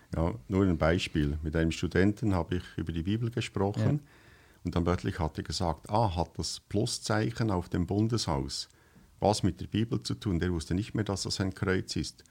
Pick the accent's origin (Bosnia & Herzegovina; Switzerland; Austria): Switzerland; das, was wir jetzt hier sprechen, ist ja für euch eigentlich Schweizerdeutsch, aber für uns ist das eigentlich eine Fremdsprache.